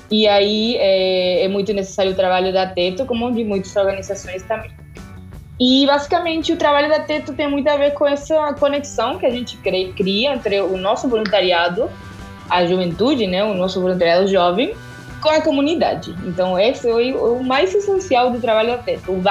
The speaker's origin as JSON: {"language": "Portuguese", "country": "Argentina", "second_language": "Portuguese", "moved": "as an adult", "lives_now": "Brazil", "said": "é, eu sou da Argentina, tenho 27 anos, cheguei no Brasil faz dois anos que eu tô aqui."}